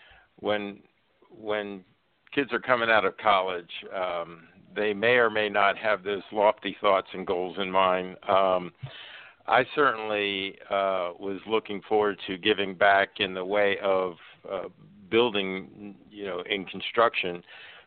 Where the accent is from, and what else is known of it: Hagerstown, Maryland, United States; born or raised there; also born or lived in Aberdeen, Maryland